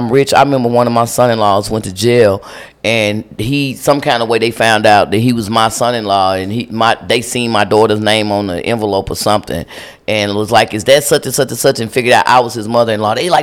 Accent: Lubbock, Texas, United States; now in Dallas, United States; I'm from Lubbock, Texas

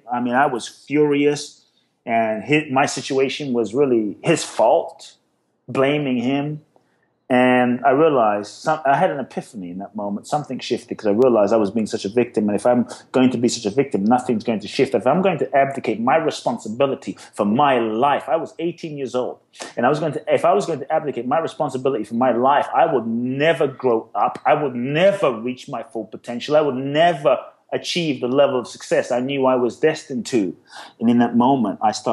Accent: London, United Kingdom; moved away as an adult; also born or lived in Ghana / Peckham, London; now in United States; I grew up in London.

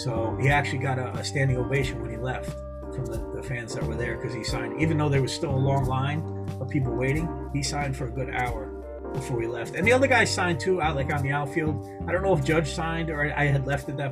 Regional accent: Rockland County, New York, United States; I had always thought where I'm from, I was from Rockland County

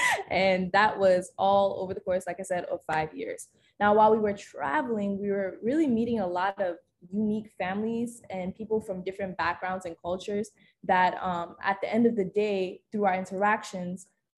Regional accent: Ghana; now in Richmond, Virginia, United States; I am the second oldest. … I am also born and raised in Ghana, West Africa.

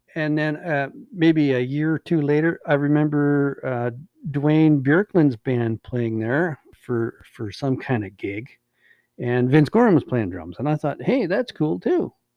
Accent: Hines Creek, Alberta, Canada; also born or lived in Beaverlodge, Alberta / Manning, Alberta; we moved to Hines Creek in 1974, and that's you know pretty much where I've been ever since

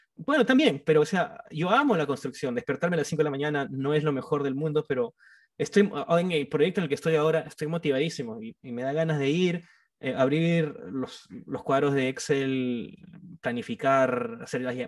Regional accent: Trujillo, La Libertad, Peru; yo soy de Trujillo, soy de la costa

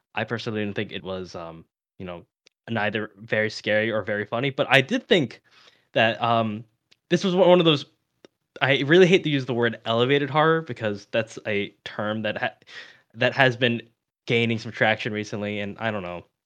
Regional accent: United States; I'm American

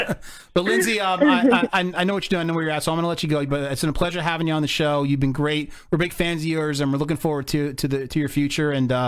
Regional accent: New Jersey, United States; growing up in Jersey.

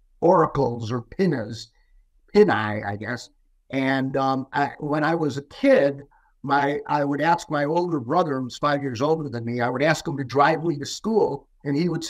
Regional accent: Skokie, Illinois, United States; moved away as an adult; also born or lived in Chicago, Illinois; I was born in Chicago. And when I was, I think, in third grade or something like that, I moved to a suburb, Skokie. And I was there for really until I went to college.

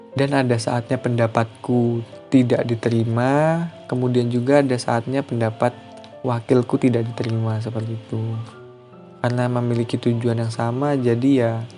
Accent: Lampung, Indonesia; moved away as an adult; Saya memang dari Lampung, asal saya dari Lampung

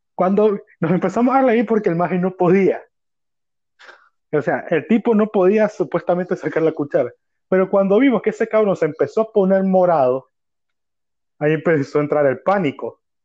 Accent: Managua, Nicaragua; yo soy de Managua, Nicaragua

